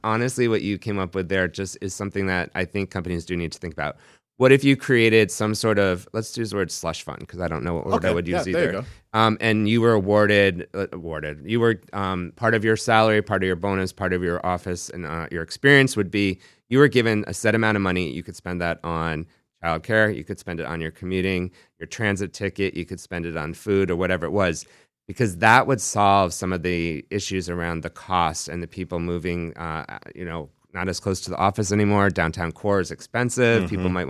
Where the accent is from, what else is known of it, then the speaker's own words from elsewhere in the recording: New York, United States; They also grew up where I grew up in New York